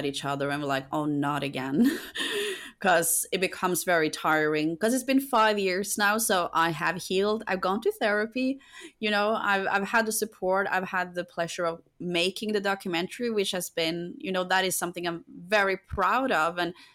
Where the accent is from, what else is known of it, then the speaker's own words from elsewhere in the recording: Norway; moved away as an adult; now in United Kingdom; my home country